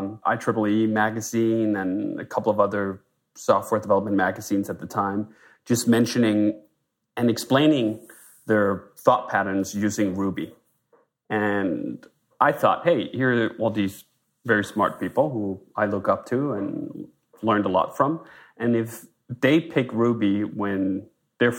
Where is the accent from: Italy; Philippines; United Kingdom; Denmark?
Denmark; moved away as an adult; now in United States; I'm a Dane. I'm from Denmark originally, moved to the US in 2005